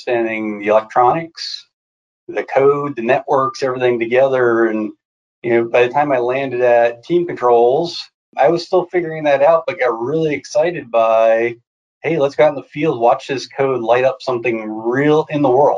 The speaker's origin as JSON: {"language": "English", "region": "New Jersey", "country": "United States", "tie": "born or raised there", "also_born_or_lived": "South Carolina", "moved": "as an adult", "lives_now": "Charlotte, United States", "said": "Grew up in New Jersey, lived kind of the beach life just off of Long Beach"}